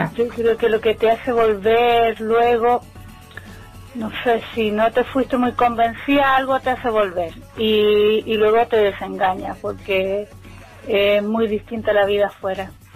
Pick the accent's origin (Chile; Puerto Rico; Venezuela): Chile; moved away as an adult; also born or lived in Netherlands / Barcelona, Spain; now in Spain; Cuando yo salí de Chile me fui directo a Holanda.